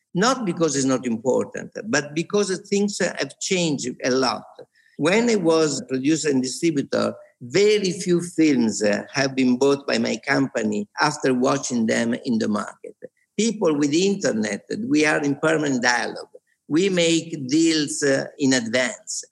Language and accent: English; Venice, Veneto, Italy; moved away as an adult; also born or lived in Rome; now in Venice, Italy; was born in Venice. I lived here for 18 years. I did my school here.